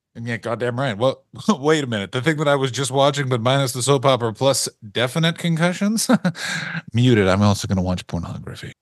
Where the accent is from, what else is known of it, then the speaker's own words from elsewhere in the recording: Canada; we don't have gangs in Canada